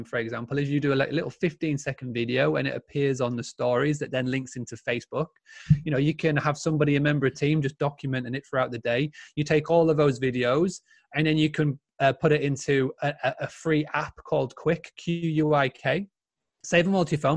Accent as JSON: {"language": "English", "region": "Yorkshire and the Humber", "country": "United Kingdom", "said": "I'm a true Yorkshireman"}